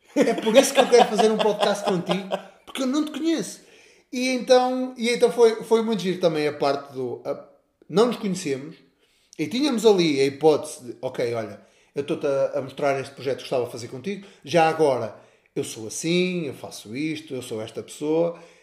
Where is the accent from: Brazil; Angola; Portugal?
Portugal; Castelo de Paiva, Norte; sou um moço da terrinha, nasci, nasci em Castelo de Paiva